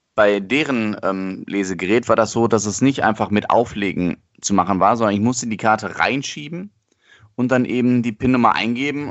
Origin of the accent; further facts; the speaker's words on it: Germany; bei uns in Deutschland